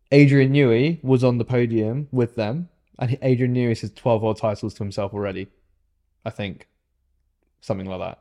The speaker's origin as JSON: {"language": "English", "country": "United Kingdom", "said": "I'm British"}